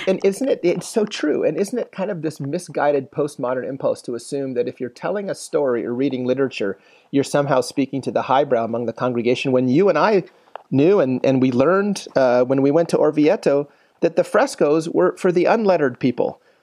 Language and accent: English; Philippines; moved away; I grew up in the Philippines